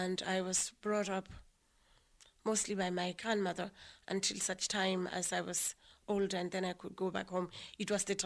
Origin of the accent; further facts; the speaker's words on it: Lesotho; moved away as an adult; now in Ireland; I grew up in a little place called Harabushuri